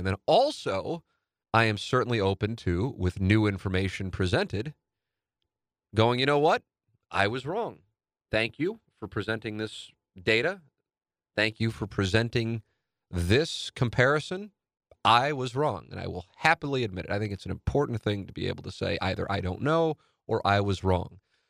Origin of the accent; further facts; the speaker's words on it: St. Louis, Missouri, United States; a new home in the neighborhood I grew up in St. Louis Hills, South City, Tam Avenue, Tam and Nottingham, baby.